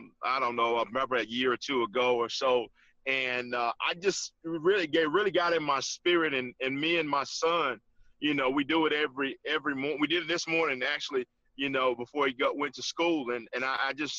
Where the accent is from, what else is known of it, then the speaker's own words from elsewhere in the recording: Gainesville, Georgia, United States; I grew up in Gainesville